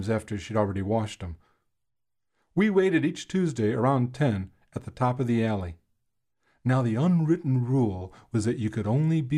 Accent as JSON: {"language": "English", "town": "Chicago", "region": "Illinois", "country": "United States", "tie": "born or raised there", "said": "When I was a boy growing up in Chicago"}